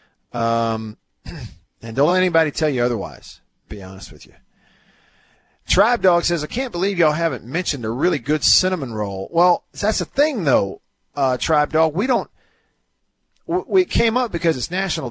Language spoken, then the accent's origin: English; Tupelo, Mississippi, United States; now in Jackson, United States; my hometown of Tupelo